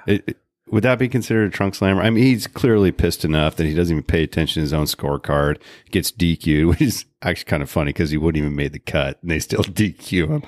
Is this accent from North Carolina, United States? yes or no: no; Portland, Oregon, United States; We're from Portland